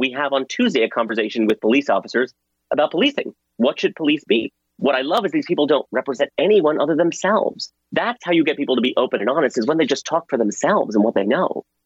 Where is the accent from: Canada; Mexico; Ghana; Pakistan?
Pakistan; now in United States; I was born in Pakistan